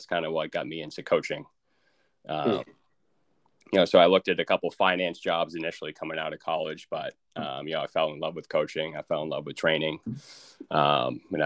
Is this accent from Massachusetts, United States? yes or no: yes; Burlington, Massachusetts, United States; also born or lived in Beverly, Massachusetts; I've been in Massachusetts basically my whole life. Played my high school ball at Burlington High School.